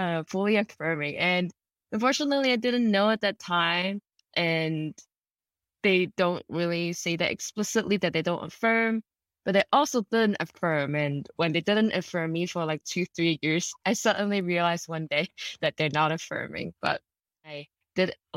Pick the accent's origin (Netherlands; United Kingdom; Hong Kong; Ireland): Hong Kong; I grew up in Hong Kong.